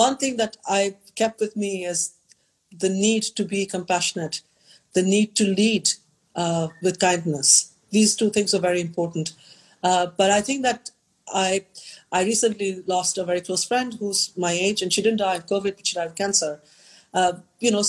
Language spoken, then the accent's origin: English; India; in a place like India, you know, from my hometown, you can see mountain ranges that no one has seen